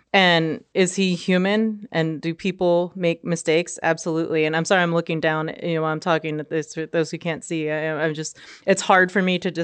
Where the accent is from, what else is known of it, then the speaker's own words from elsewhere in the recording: San Jose, California, United States; And when I grew up in San Jose, California, that's when you would go to a game at the Coliseum